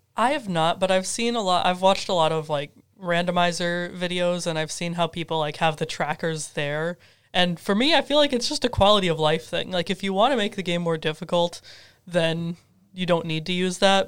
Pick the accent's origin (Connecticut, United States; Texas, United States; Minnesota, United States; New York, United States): Minnesota, United States; Twin Cities area; now in Carbondale, United States; I'm from the Twin Cities area in Minnesota